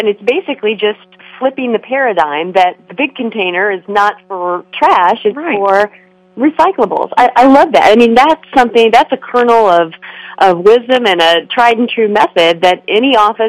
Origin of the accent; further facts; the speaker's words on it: Illinois, United States; now in California, United States; I love being a part of this state. I'm originally from Illinois.